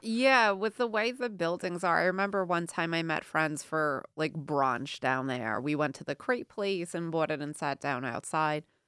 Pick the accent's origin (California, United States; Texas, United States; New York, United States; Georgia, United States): New York, United States; New York City; moved away; when I grew up in New York City